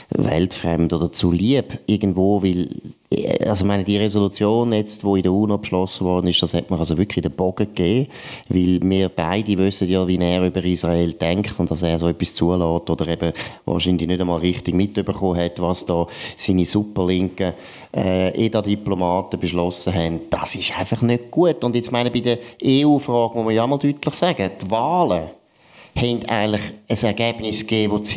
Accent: Switzerland; Oder man hätte als Schweizer mal müssen überlegen gut, wie können wir uns freikaufen?

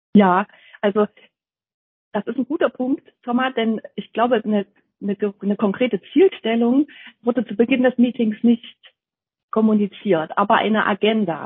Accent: near Jena, Thuringia, Germany; moved away as an adult; now in Dresden, Germany; dass ich ursprünglich eigentlich aus Thüringen stamme. Ich bin äh, in der Nähe von Jena geboren und habe dort auch in Jena studiert

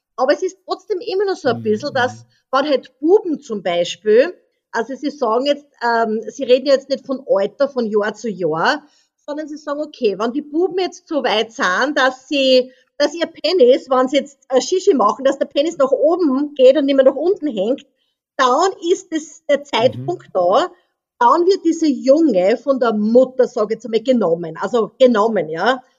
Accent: Austria; moved away as an adult; now in French Polynesia; ich bin ja in Österreich aufgewachsen

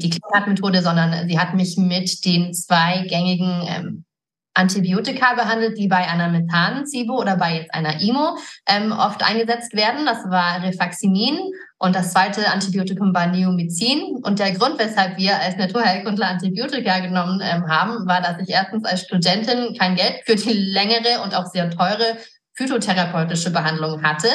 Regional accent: Garmisch-Partenkirchen, Bavaria, Germany; moved away as an adult; also born or lived in United States; now in Idstein, Germany; ich bin auch hier geboren. Meine Eltern sind Amerikaner und ich bin hier in, in Garmisch in den Bergen aufgewachsen

